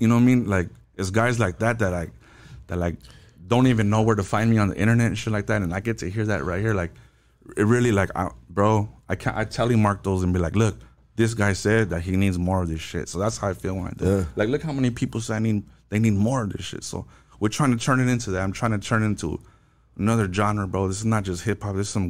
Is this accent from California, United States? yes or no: yes; La Puente, California, United States; I was born and raised in La Puente